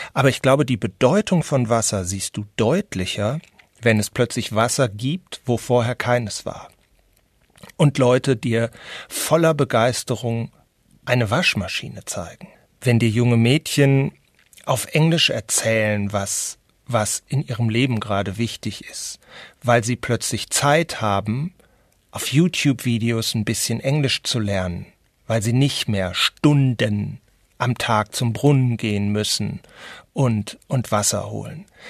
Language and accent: German; North Rhine-Westphalia, Germany; als Westfale